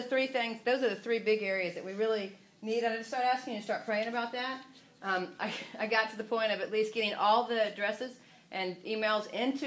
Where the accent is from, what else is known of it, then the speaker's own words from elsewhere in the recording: the South, United States; I'm from the South